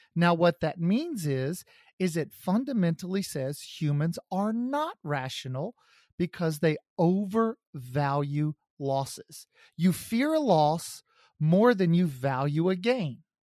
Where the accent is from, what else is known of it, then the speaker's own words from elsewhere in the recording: Kansas City, United States; my hometown of Kansas City